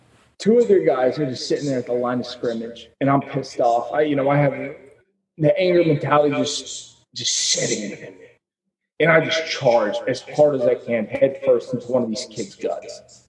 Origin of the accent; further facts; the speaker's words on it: the South, United States; I'm from the South, you know. We were taught from a young age, like, be ruthless.